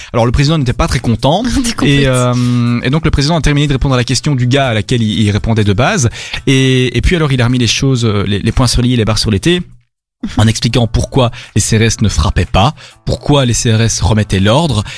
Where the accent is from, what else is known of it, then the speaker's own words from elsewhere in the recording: Belgium; chez nous en Belgique